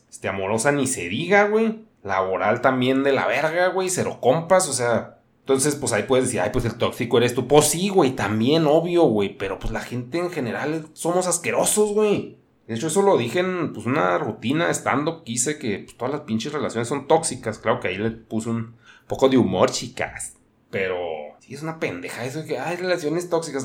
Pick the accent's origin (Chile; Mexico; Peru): Mexico; northern Mexico; yo también soy un mexicano.